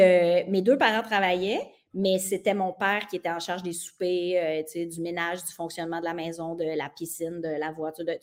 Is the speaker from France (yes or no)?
no; Saint-Octave-de-Métis, Quebec, Canada; also born or lived in Mont-Joli; je suis née à Montjoly parce que là, d'où je viens, tu ne peux pas naître parce que c'est trop petit. Je viens de Saint-Octave de Métis